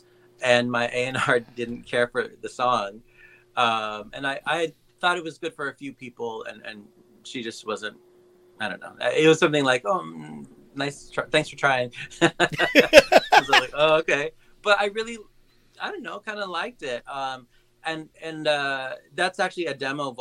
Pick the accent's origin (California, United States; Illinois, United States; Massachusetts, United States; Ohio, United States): California, United States; Santa Barbara; also born or lived in Lompoc; I'm from Santa Barbara and Lompoc, okay. So not too far from